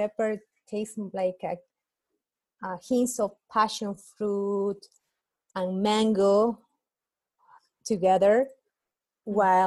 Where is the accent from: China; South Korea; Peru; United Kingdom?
Peru; Cusco; now in United States; business in my hometown in Cusco